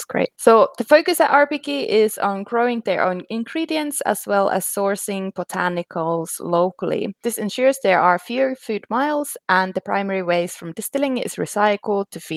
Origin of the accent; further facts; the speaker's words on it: Finland; I'm from Finland. Obviously, I grew up drinking vodka